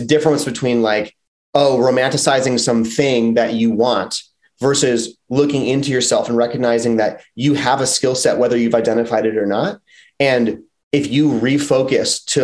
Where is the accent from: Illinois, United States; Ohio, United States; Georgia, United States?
Illinois, United States; outside of Chicago; moved away as an adult; also born or lived in Philadelphia, Pennsylvania / Los Angeles, California; I grew up outside of Chicago, and then I moved to Philly after college. So I was like 23 when I got to Philly